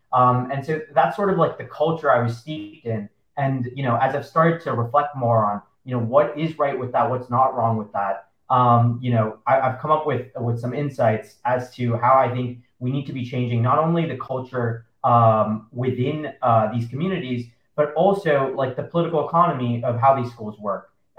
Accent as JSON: {"language": "English", "country": "United States", "tie": "born or raised there", "said": "I'm actually not from India. My grandparents are Indian. Right. My parents are immigrants to the States. And so I grew up in the States."}